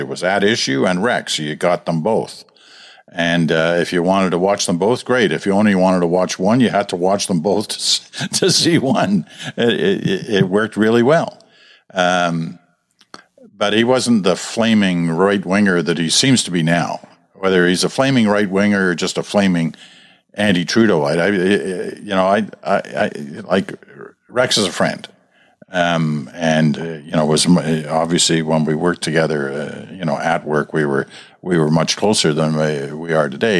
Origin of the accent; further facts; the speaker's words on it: Canada; We know we are from the Americans